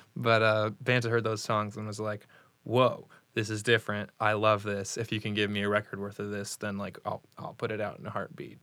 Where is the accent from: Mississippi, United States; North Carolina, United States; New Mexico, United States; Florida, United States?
Florida, United States; Vero Beach; moved away as an adult; also born or lived in Indiana; now in Indianapolis, United States; Jacob and I were born and raised in Vero Beach, which is halfway down the East Coast.